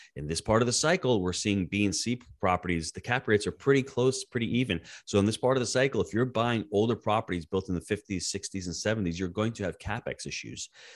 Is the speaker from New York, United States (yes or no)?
yes; New York, United States; born and raised in the Northeast in New York